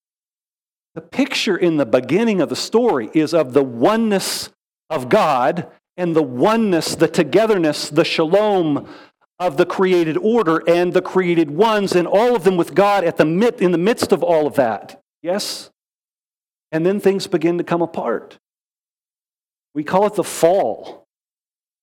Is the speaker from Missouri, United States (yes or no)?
no; Wichita Falls, Texas, United States; moved away as an adult; also born or lived in Fort Worth, Texas; now in Texas Hill Country, United States; I grew up in North Texas. I was born in Fort Worth. All my growing up years in Wichita Falls